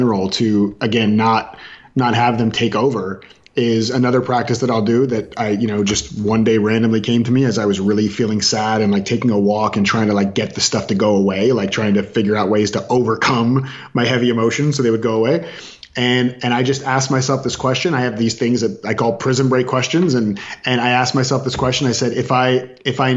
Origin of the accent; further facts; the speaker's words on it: Orlando, Florida, United States; I was raised in Florida